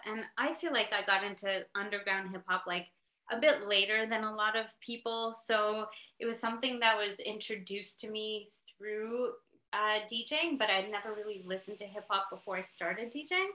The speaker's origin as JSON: {"language": "English", "town": "Montreal", "region": "Quebec", "country": "Canada", "said": "I'm from Montreal in Canada."}